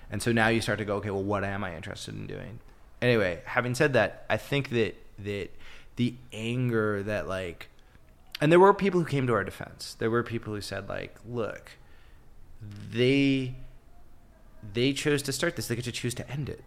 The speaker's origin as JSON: {"language": "English", "country": "Canada", "also_born_or_lived": "Toronto", "said": "being Canadian"}